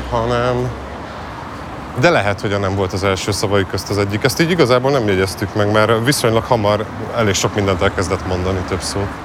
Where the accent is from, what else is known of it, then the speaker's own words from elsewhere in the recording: Budapest, Hungary; én újpesti gyerek vagyok, és én a külvárosban nőttem föl